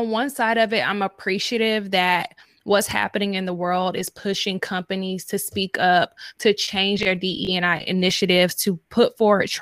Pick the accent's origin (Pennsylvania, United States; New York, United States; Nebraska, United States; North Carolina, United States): North Carolina, United States; moved away; I'm from North Carolina as well. And like, I feel like coming from a southern part of the country